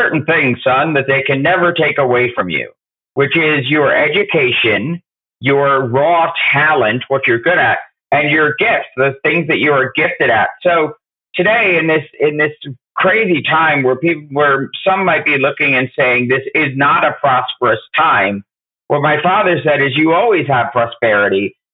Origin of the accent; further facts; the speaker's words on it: United States; I grew up in New York and New Jersey.